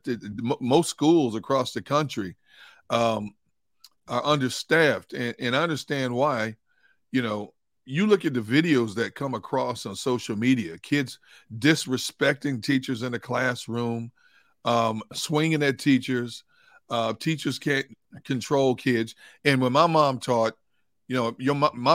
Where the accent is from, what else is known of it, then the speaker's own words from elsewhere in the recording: Milwaukee, Wisconsin, United States; a high school in my hometown, Milwaukee